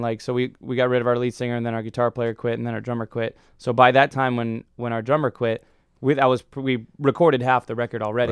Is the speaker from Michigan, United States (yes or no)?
yes; Detroit, Michigan, United States; moved away; I'm from Detroit